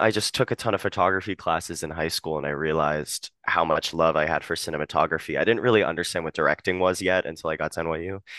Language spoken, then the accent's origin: English; Harrisburg, Pennsylvania, United States; moved away as an adult; now in New York, United States; I'm from Harrisburg, Pennsylvania